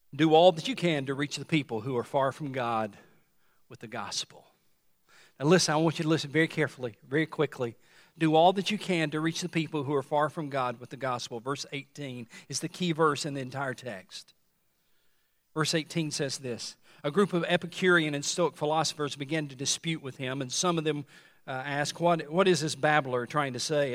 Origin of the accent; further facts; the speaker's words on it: Tennessee, United States; When I was growing up in Tennessee